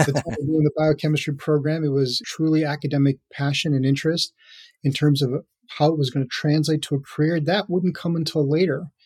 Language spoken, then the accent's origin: English; Minneapolis suburbs, Minnesota, United States; moved away as an adult; also born or lived in Hyderabad, India / New York / San Francisco Bay Area; I grew up in the Minneapolis suburbs with all my educational career, really in the state of Minnesota